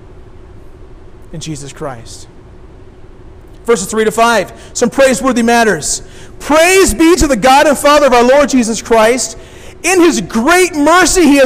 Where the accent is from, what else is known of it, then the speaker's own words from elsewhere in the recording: Decatur, Illinois, United States; I grew up downstate. I grew up in Decatur.